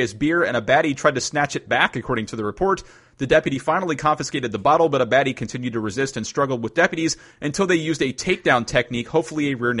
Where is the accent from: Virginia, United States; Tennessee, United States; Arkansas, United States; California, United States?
Virginia, United States; I'm scared to say this next story because it happens in my home state.